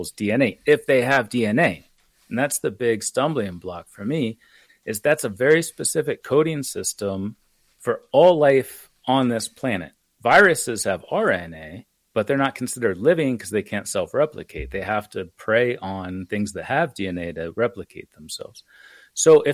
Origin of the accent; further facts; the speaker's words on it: United States; I say I'm from America